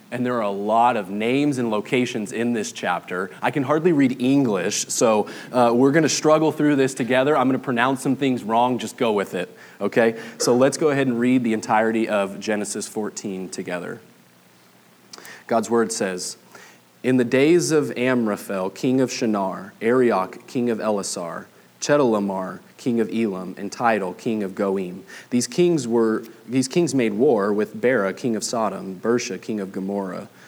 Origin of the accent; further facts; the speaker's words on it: Southern California, United States; moved away as an adult; now in Flower Mound, United States; I'm originally from Southern California. We've been in Texas for 3 years now